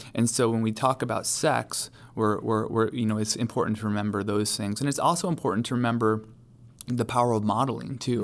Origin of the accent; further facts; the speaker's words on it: New York, United States; now in Charlotte, United States; New York State.